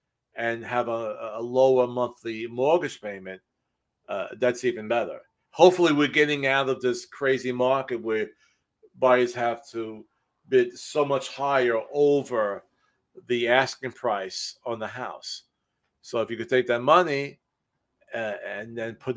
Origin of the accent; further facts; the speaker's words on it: New York City, New York, United States; moved away; I'm from the city. I'm from Brooklyn, New York.